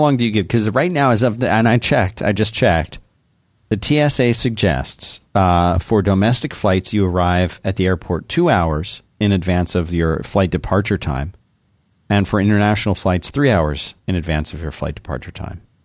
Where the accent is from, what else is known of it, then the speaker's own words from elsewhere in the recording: Texas, United States; us Texans